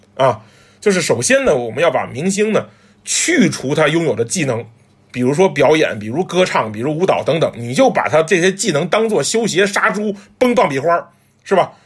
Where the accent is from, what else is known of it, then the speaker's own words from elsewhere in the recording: China; 作为中国人